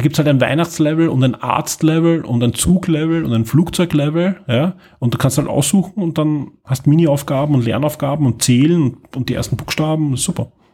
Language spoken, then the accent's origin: German; Austria